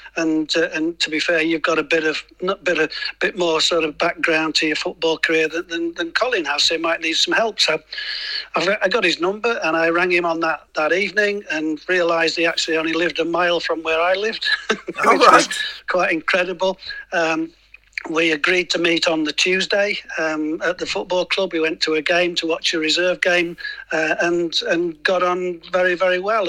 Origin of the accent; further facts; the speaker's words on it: Lincoln, East Midlands, United Kingdom; I'm a Lincoln boy, so I'm from Lincoln